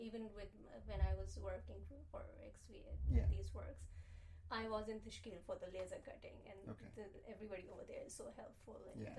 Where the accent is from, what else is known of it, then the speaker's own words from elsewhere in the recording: Jeddah, Makkah Province, Saudi Arabia; You know, growing up in Jeddah, coming from, you know, subcontinent, and then having people around you from all over, because Jeddah was like a very metropolitan